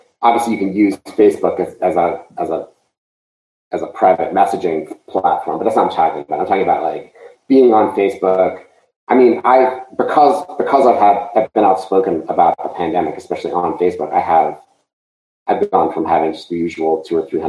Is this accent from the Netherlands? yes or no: no; Montreal, Quebec, Canada; now in Florida, United States; I grew up in Montreal